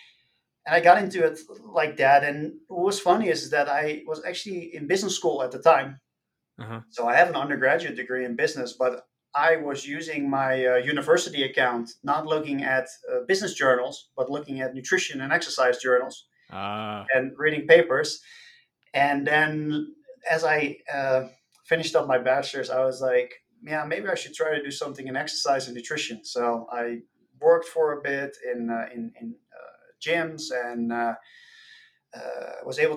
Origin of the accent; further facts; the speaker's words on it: outside Rotterdam, South Holland, Netherlands; moved away as an adult; Born and raised in the Netherlands. I grew up outside of Rotterdam, which is a major port city